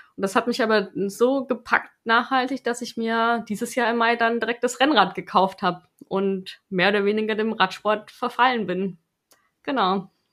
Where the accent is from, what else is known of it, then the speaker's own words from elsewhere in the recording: Stuttgart, Baden-Württemberg, Germany; moved away as an adult; now in Karlsruhe, Germany; ich komme ja ursprünglich aus Stuttgart